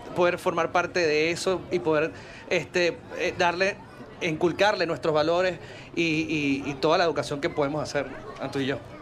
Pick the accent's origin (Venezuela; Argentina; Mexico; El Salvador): Venezuela; Caracas, Capital District; moved away; mi ciudad donde yo crecí